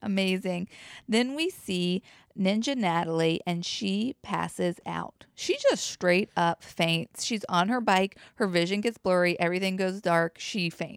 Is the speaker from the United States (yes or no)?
yes; the South, United States; accent: southern; as a Southerner